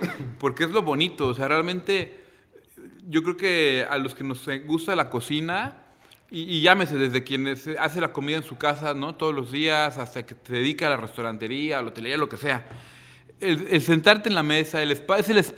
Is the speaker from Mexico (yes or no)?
yes; Manzanillo, Colima, Mexico; no nací aquí en Manzanillo como muchos, pero tengo viviendo aquí, llegué a los 10 años de edad, tengo 34 años. Entonces tengo más de dos terceras partes de mi vida aquí